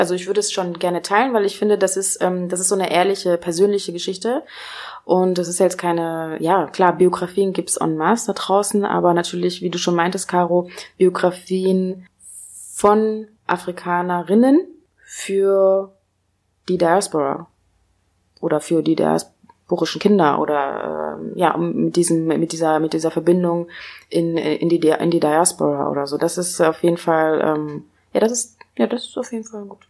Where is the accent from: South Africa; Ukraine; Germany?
Germany; East Germany; moved away; ich bin ja auch in Ostdeutschland groß geworden, ein Teil acht Jahre meine, meines, meines Lebens